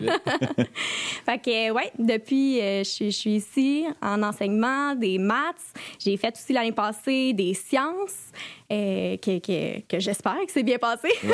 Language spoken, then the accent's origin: French; Collège Saint-Sacrement, Quebec, Canada; also born or lived in Sherbrooke, Canada; je suis une ancienne élève du Collège Saint-Sacrement.